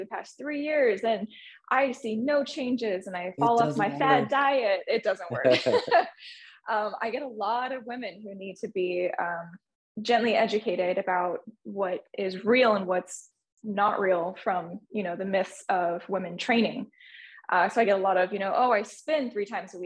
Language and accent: English; Southern California, United States; moved away as an adult; now in Northern California, United States; I'm originally from Southern California, but I moved up to the Northern California in 2010